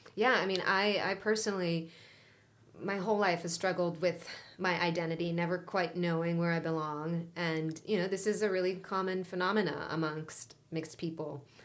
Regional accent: Israel; first language Hebrew; English is a second language; moved away as an adult; now in Los Angeles, United States; I was born and raised in Israel.

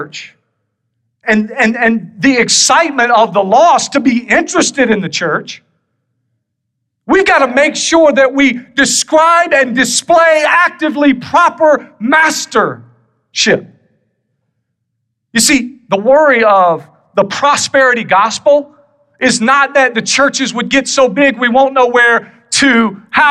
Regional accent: South Carolina, United States; moved away; I'm from South Carolina originally

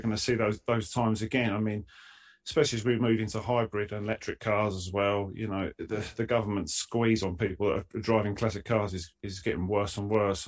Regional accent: Essex, East of England, United Kingdom; I'm from Essex

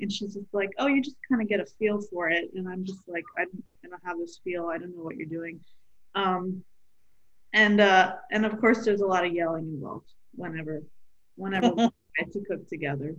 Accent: Pakistan; we're Pakistani. I mean, she is, and I am too.

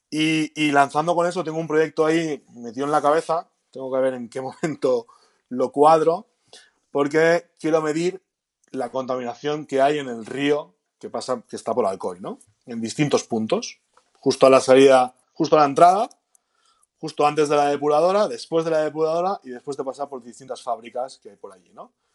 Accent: Galicia, Spain; Como buen gallego

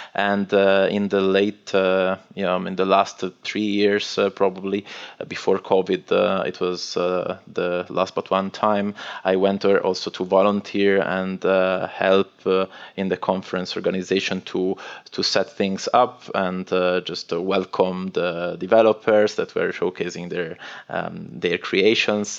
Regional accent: northwest Italy, Italy; English is a second language; moved away as an adult; I'm originally from Italy and northwest of Italy. It's a very little village um, in front of the sea, and uh, I moved out of that place when I was around 18 for university studies

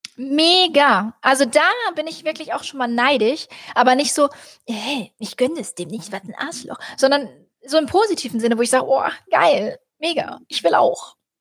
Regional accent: Rüsselsheim, Hesse, Germany; da habe ich in Rüsselsheim, da wo ich herkomme, Opelstadt habe ich im Hotel gearbeitet

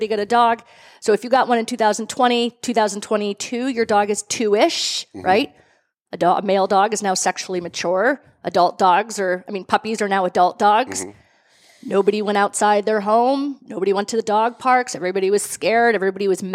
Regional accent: Gloucester, Massachusetts, United States; moved away as an adult; now in Merrimack Valley, United States; I'm from Gloucester, so I moved to the Merrimack Valley 7 years ago

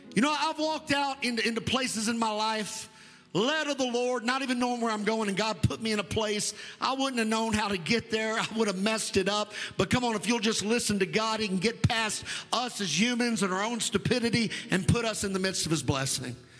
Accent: United States; I'm an American, it's really what I am. But my descent is Scott Irish mutt

